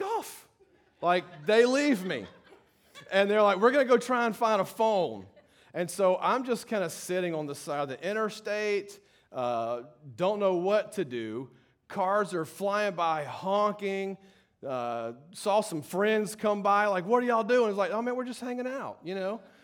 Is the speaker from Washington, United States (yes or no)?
no; Baton Rouge, Louisiana, United States; I grew up in Baton Rouge